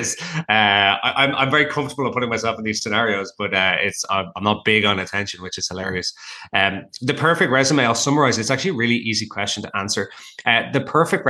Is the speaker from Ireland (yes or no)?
yes; Ireland; now in Toronto, Canada; I'm Irish